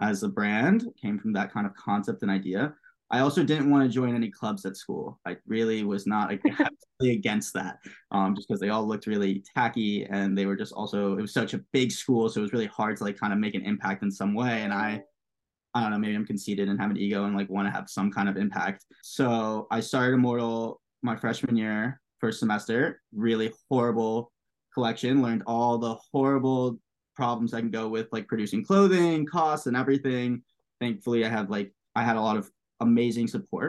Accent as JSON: {"language": "English", "region": "New York", "country": "United States", "tie": "born or raised there", "also_born_or_lived": "Pittsburgh", "said": "Growing up in New York"}